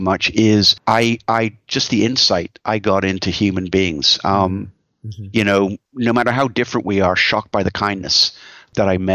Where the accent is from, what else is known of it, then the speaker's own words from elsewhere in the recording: Canada; also born or lived in United States; I'm Canadian, but my whole life has been in the United States